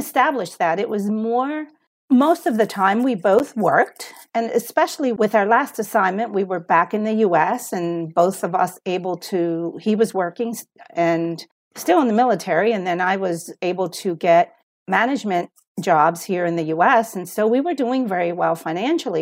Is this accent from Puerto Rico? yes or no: yes; Puerto Rico; moved away as an adult; also born or lived in United States; I was born in Puerto Rico, but we moved to the U S, and then I grew up in the U S, for part of my life, and then at thirteen, we moved back to Puerto Rico, and I was there through college